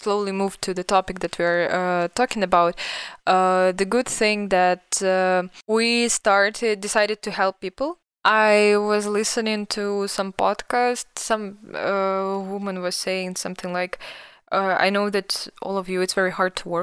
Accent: Belarus; now in Vilnius, Lithuania; I'm from Belarus

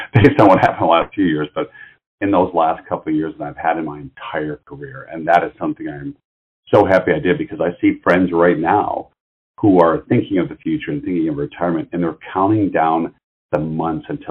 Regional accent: Detroit, Michigan, United States; I'm from the Detroit area originally

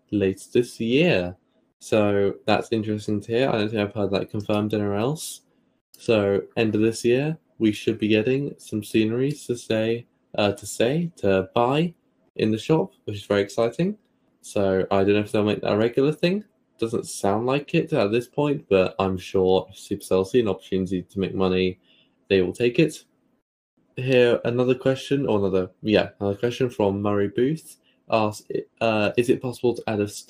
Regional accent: United Kingdom; accent: British; my British accent

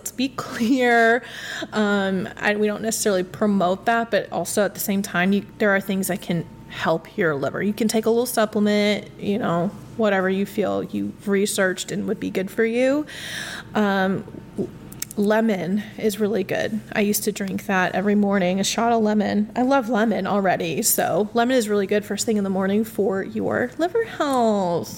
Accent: Midwest, United States; I'm from the Midwest

